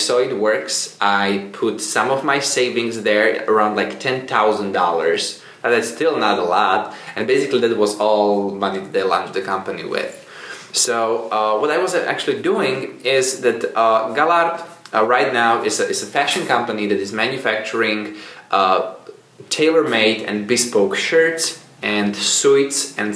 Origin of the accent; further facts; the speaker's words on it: Czechia; As you said, I'm coming from the Czech Republic, and right now I'm just traveling around the world.